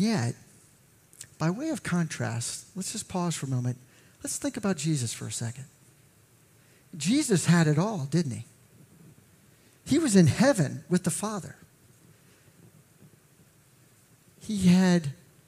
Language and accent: English; McLean, Virginia, United States; I grew up in McLean